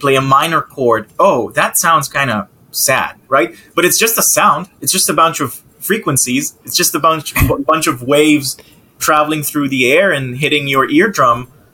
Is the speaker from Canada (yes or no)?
no; Israel; now in United States; I moved to the States 7 years ago, but, you know, I'm from Israel.